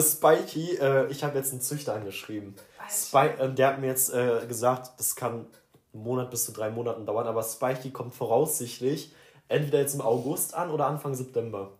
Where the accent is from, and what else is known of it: Sauerland, North Rhine-Westphalia, Germany; born or raised there; now in Cologne, Germany